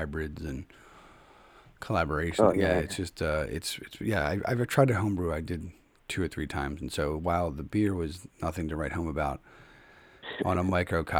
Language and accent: English; Philadelphia, Pennsylvania, United States; now in Connecticut, United States; I'm from Philadelphia. I live in Connecticut